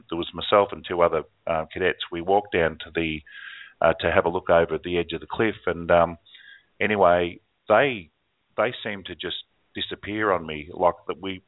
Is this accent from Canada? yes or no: no; Australia; the bell tower in my hometown here. It's 100 miles away now, or 170 miles away from where I am now